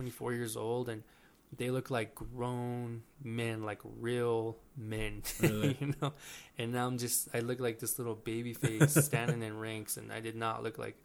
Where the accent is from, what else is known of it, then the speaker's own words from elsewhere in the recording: Mescalero, New Mexico, United States; I'm from Mescalero.